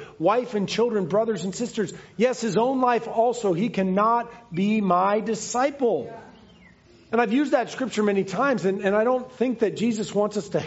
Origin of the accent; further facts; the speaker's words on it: United States; I love America and I love being American